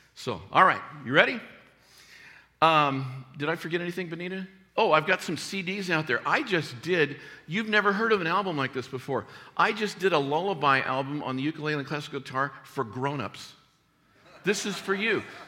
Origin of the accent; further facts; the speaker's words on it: Tucson, Arizona, United States; I grew up in Tucson, Arizona